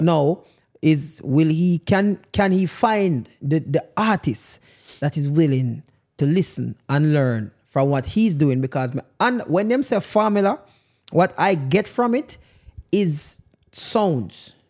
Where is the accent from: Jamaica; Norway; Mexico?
Jamaica